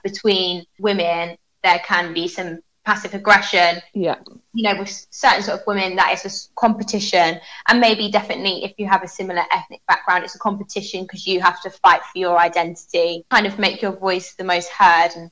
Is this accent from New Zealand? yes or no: no; Cambridge, East of England, United Kingdom; moved away as an adult; now in Dubai, United Arab Emirates; I'm mixed, so my mum's English and my dad's Jamaican, and I grew up around Cambridge